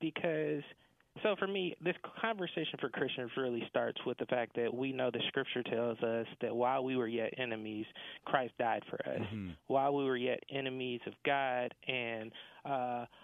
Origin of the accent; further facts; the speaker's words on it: right outside of Atlanta, Georgia, United States; I was born and raised right outside of Atlanta, Georgia